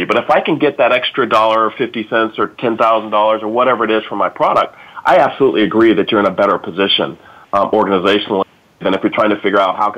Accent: Dayton, Ohio, United States; I'm from Dayton, Ohio, and we had 6 GM divisions

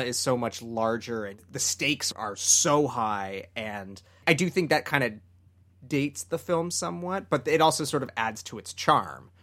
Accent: Canada; growing up in Canada

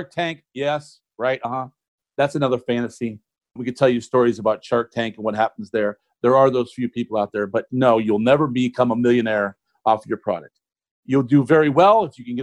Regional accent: Ohio, United States; I'm originally from Ohio

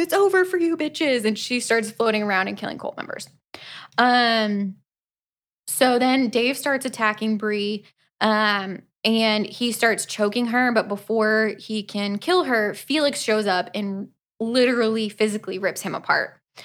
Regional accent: Florida, United States; we are from Florida

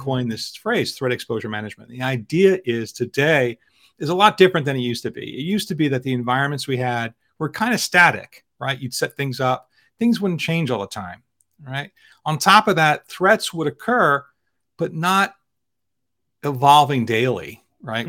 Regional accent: Philadelphia, Pennsylvania, United States; I travel from my hometown of Philadelphia by high-speed train every day to New York City

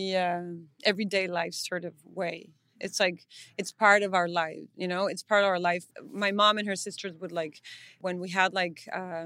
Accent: Tijuana, Baja California, Mexico; we're from Tijuana

